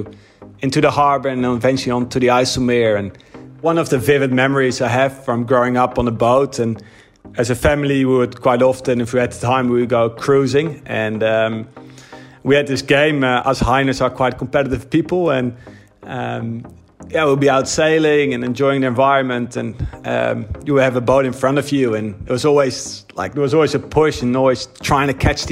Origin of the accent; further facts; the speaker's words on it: Netherlands; growing up sailing in Holland